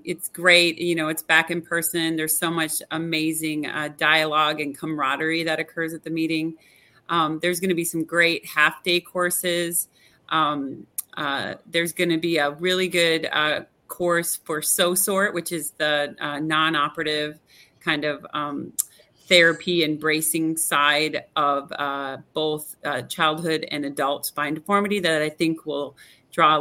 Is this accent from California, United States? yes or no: no; Upper Peninsula of Michigan, United States; now in Dallas, United States; I am actually from the Upper Peninsula of Michigan